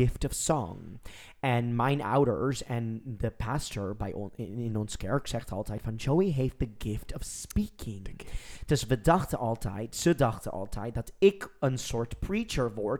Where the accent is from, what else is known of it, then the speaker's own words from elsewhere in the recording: United States; Dutch is a second language; now in Netherlands; en dan ben ik Amerikaans